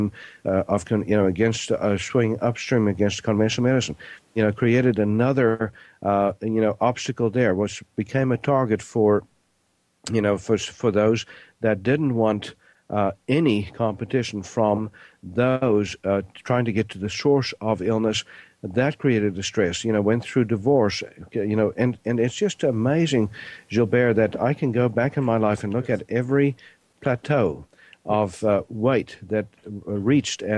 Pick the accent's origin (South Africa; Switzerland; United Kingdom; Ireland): South Africa; I was born in South Africa, grew up there.